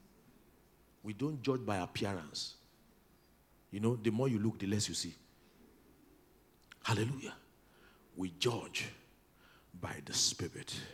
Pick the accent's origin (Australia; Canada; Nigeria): Nigeria; Oginibo, Delta; It's Oginibo. It may not be on your Google map, but that's where I come from.